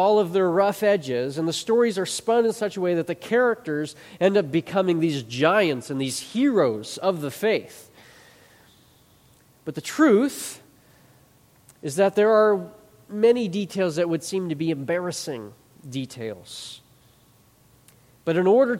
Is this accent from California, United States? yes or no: no; Chicago, Illinois, United States; I grew up in the Chicago area